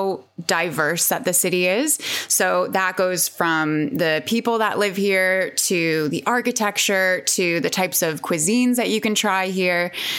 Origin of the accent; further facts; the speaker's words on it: Long Island, New York, United States; now in London, United Kingdom; So I'm originally from New York. I'm from Long Island